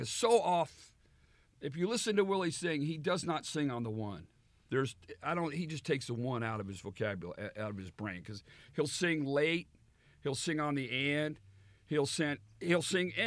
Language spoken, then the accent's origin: English; Texas, United States; when I was a boy, I grew up in Texas